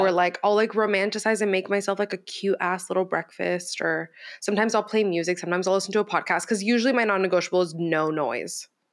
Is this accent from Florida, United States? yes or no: yes; Miami, Florida, United States; I was raised in Miami